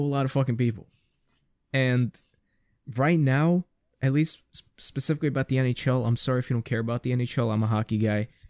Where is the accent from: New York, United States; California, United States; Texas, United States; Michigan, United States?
New York, United States; New York City; being a New Yorker